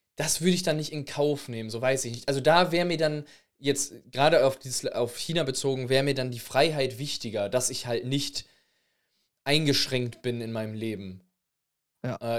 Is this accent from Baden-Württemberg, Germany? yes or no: no; Recklinghausen, North Rhine-Westphalia, Germany; bei uns in Recklinghausen